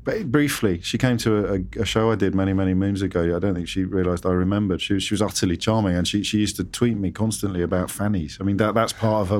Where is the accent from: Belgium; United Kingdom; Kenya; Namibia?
United Kingdom; England; I, I'm English. I'm British.